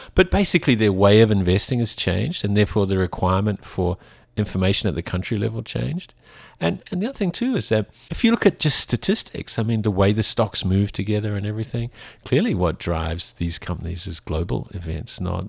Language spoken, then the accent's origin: English; Auckland, New Zealand; now in Taiwan; I'm from Auckland originally.